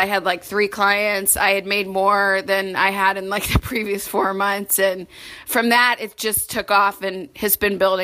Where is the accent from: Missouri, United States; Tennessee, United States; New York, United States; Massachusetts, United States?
Missouri, United States; St. Louis; also born or lived in Washington, D.C.; now in Chicago, United States; I'm from St. Louis originally, so I'm a Midwesterner at heart